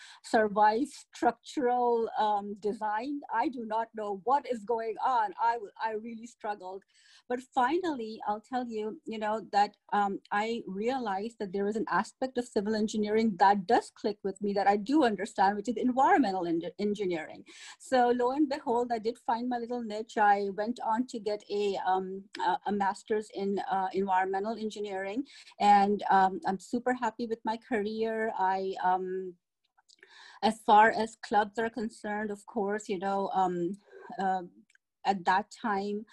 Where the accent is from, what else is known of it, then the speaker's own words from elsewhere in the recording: Pakistan; moved away; I hail from Pakistan